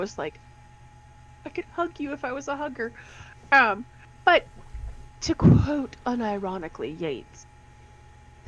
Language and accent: English; United States; we're from Colorado and Texas